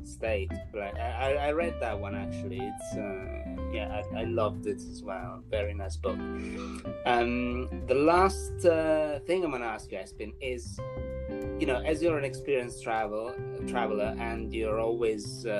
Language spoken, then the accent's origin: English; Italy; now in England, United Kingdom; I'm Italian